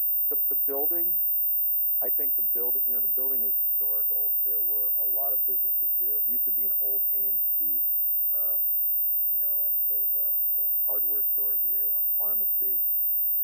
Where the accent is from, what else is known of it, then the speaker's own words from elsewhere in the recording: Connecticut, United States; now in Maine, United States; I grew up in Connecticut.